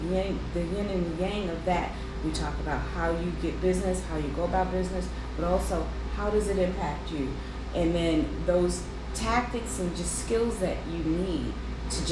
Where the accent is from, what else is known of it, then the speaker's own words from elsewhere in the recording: Chicago, Illinois, United States; I'm born, raised, and lived in Chicago